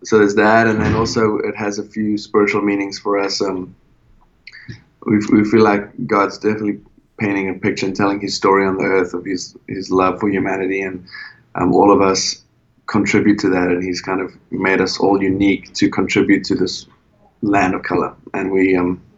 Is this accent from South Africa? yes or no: yes; Cape Town, Western Cape, South Africa; moved away as an adult; also born or lived in California; now in Nashville, United States; I'm from South Africa, in a city called Cape Town